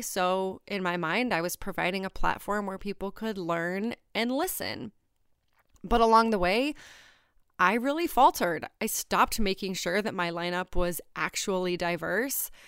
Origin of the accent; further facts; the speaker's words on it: New Hampshire, United States; I grew up in Kentucky, New Hampshire. It's a small town.